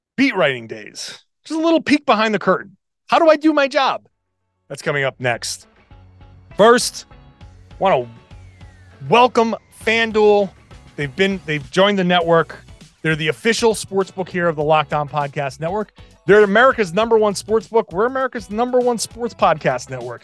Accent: Pawtucket, Rhode Island, United States; I grew up in Pawtucket, Rhode Island

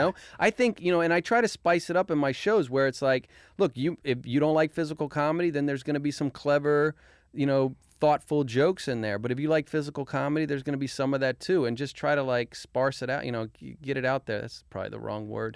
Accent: Arlington, Virginia, United States; Arlington, Virginia.

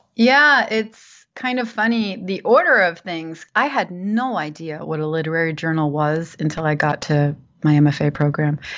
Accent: New Jersey, United States; moved away as an adult; also born or lived in New York; I grew up in New Jersey, in the suburbs of New Jersey, and I lived there for um, all my life until I graduated high school

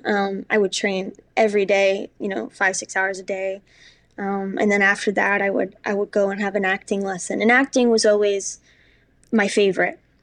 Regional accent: New York City, New York, United States; also born or lived in Spokane, Washington; Spokane, Washington, yep, that's where I was born, and, um, my childhood was there, and then I grew up in New York City, uh, all around New York City.

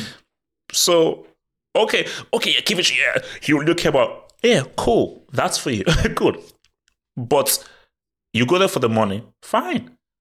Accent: Nigeria; moved away; I was brought up in Nigeria

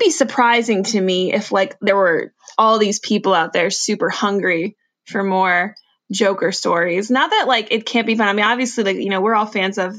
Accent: Boca Raton, Florida, United States; moved away as an adult; now in Utah, United States; I'm at my mom and dad's place. I am recording live from Boca Raton, Florida.

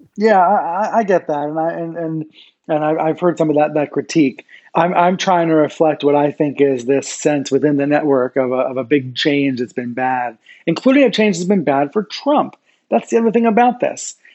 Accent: Maryland, United States; I grew up in Maryland and I know and I know the area well.

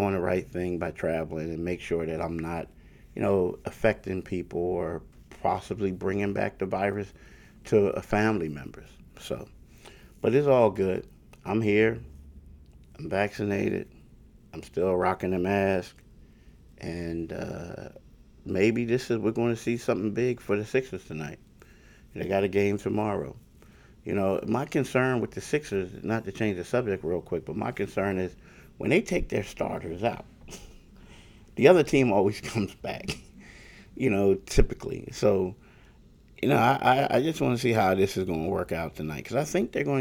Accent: Philadelphia, Pennsylvania, United States; now in New Jersey, United States; I grew up in Philly

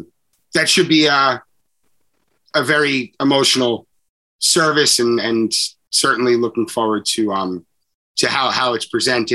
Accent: West Babylon, New York, United States; we were in West Babylon.

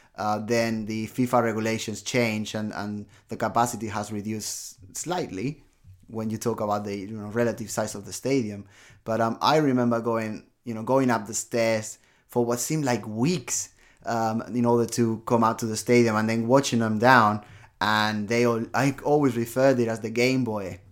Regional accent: Barcelona, Catalonia, Spain; my hometown

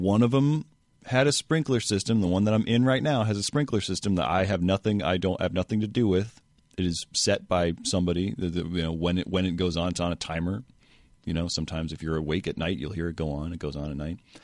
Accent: San Francisco, California, United States; I grew up in San Francisco

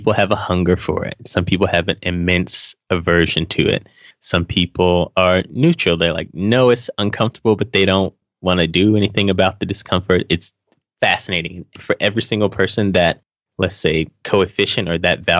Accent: Charlotte, North Carolina, United States; moved away as an adult; also born or lived in Fayetteville, North Carolina; now in Atlanta, United States; I moved to Charlotte, North Carolina when I was 5, and then spent my whole childhood

